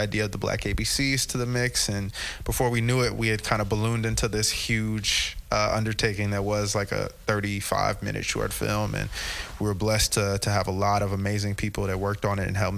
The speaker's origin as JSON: {"language": "English", "town": "Montclair", "region": "New Jersey", "country": "United States", "said": "I'm from Montclair, New Jersey."}